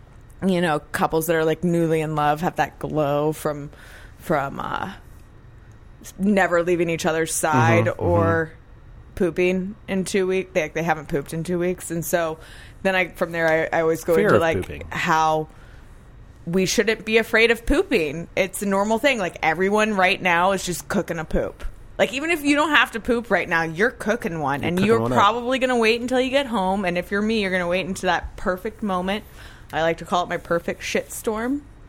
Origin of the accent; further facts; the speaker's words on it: the South, United States; And it took me 2 years of living here before I finally got rid of my accent. And there are times where it comes back out